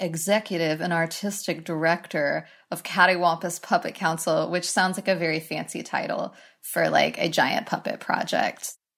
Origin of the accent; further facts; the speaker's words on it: Knoxville, Tennessee, United States; I was born and raised in Knoxville, Tennessee